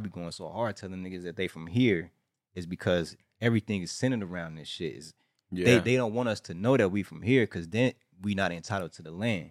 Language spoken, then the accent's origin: English; Chicago, Illinois, United States; now in California, United States; I'm from Chicago, and I came out here in 1992, and my family all GDs.